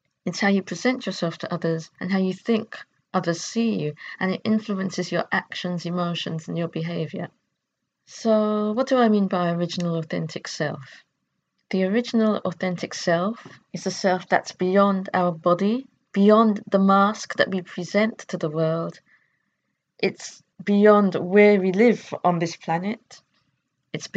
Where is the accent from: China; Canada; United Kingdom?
United Kingdom; I could define myself as British